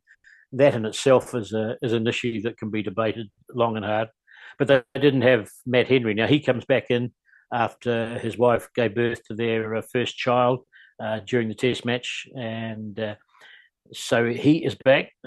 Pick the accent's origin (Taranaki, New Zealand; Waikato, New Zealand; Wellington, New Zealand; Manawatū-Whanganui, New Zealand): Wellington, New Zealand; me being a Wellingtonian